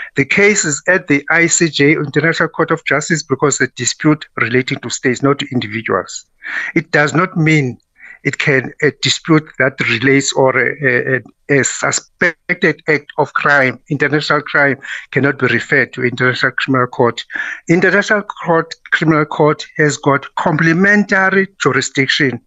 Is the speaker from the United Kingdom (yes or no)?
no; South Africa; I'm proud of being a South African